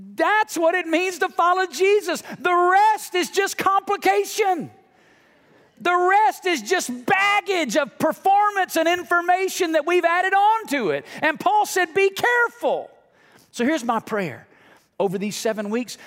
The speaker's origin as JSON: {"language": "English", "region": "Alabama", "country": "United States", "tie": "born or raised there", "moved": "yes", "lives_now": "Las Vegas, United States", "said": "growing up in Alabama and now living in Las Vegas"}